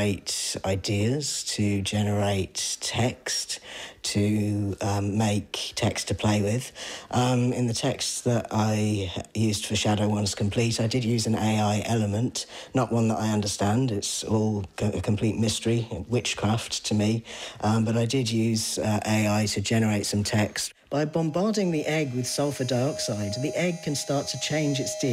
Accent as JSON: {"language": "English", "area": "East Anglia", "region": "East of England", "country": "United Kingdom", "moved": "yes", "lives_now": "Ireland"}